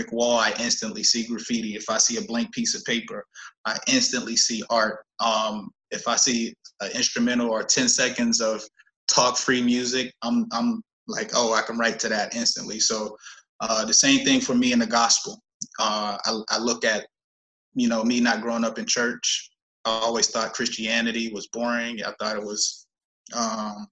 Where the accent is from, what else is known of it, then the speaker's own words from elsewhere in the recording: Pittsburgh, Pennsylvania, United States; moved away; also born or lived in East Coast; born and raised in Pittsburgh, Pennsylvania, lived all throughout the East Coast